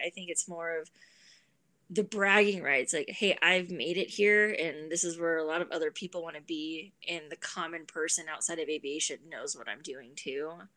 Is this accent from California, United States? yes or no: yes; San Bernardino, California, United States; Growing up in Southern California, living five minutes away from San Bernardino